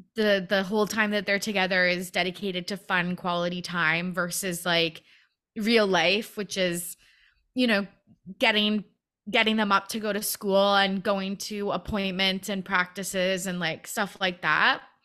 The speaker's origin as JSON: {"language": "English", "country": "Canada", "said": "I'm from Canada"}